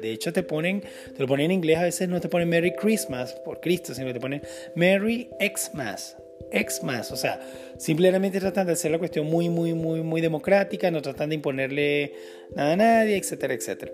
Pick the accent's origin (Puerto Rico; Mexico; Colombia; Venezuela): Venezuela; moved away; yo vengo de Venezuela, que es un país 95% cristiano